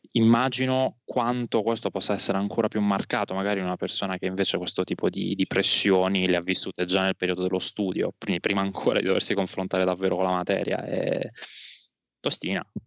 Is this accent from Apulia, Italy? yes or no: yes; Alberobello, Apulia, Italy; also born or lived in Noci / Bari; ho passato tutta l'infanzia ad Albero Bello, poi dalle scuole superiori mi sono spostato prima a Noci, un paese vicino, poi a Bari